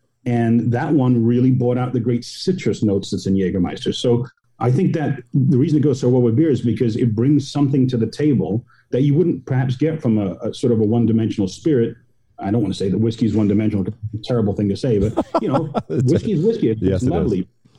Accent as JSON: {"language": "English", "region": "California", "country": "United States", "tie": "born or raised there", "said": "I growing up in Southern California, I wonder what my first one was."}